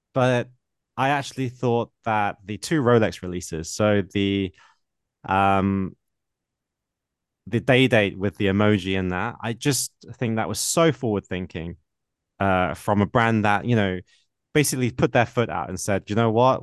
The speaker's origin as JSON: {"language": "English", "country": "United Kingdom", "accent": "British", "said": "my British accent"}